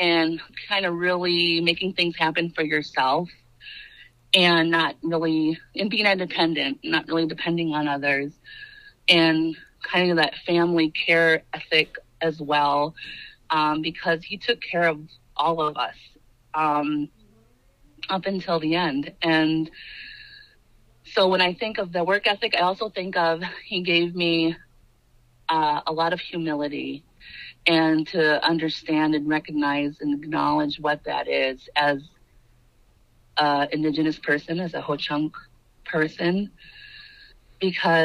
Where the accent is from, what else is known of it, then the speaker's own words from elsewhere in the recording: Black River Falls, Wisconsin, United States; I grew up in Black River Falls. Well, I grew up in the Indian Mission, and so that's would be District 1.